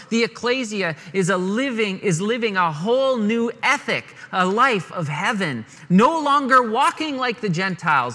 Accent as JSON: {"language": "English", "country": "Canada", "said": "we're sheltered Canadian boys among the hillbillies of Virginia"}